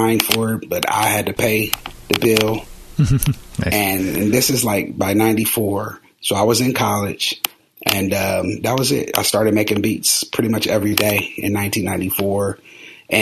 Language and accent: English; Columbus, United States; I'm from Columbus. So there was a little record store in our neighborhood called Roberts Records.